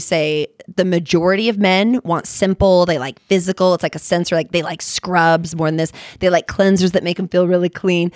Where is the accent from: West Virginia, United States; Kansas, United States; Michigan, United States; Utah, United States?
Utah, United States; also born or lived in California; I'm from Utah, Utah County. Like, you know, I was born in California, but it's not really like I'm all Utah.